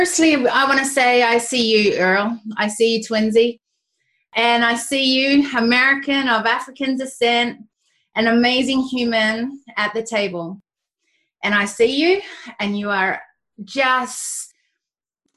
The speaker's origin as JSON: {"language": "English", "country": "Australia", "said": "I'm Australian and I'm got Kiwi descent"}